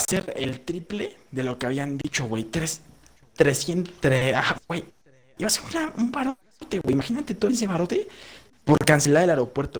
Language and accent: Spanish; Mexico